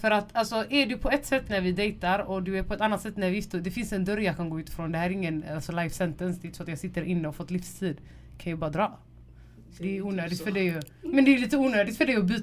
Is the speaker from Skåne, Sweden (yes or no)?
no; Gothenburg, Västra Götaland, Sweden; jag vill inte säga något som göteborgare.